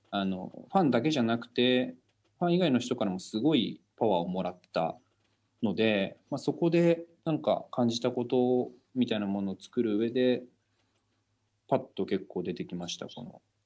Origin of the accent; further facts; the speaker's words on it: Oita, Japan; now in Tokyo, Japan; あの僕大分県出身なんですけどこう地元だともう隣の家の人たちとかもみんなこうご近所さんで仲